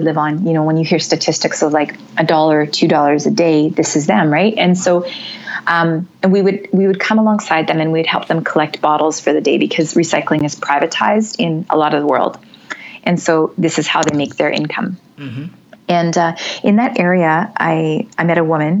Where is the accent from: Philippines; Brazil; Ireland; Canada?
Canada; originally in another life, I'm from Canada